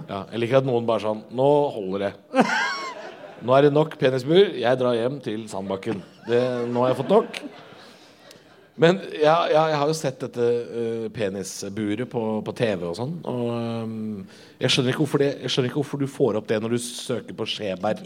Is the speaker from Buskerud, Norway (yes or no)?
yes; Drammen, Buskerud, Norway; jeg vokste opp i Drammen